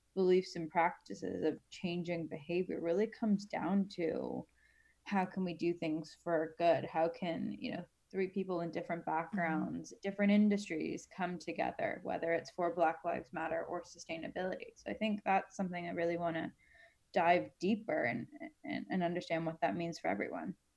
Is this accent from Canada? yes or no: yes; Canada; I'm Canadian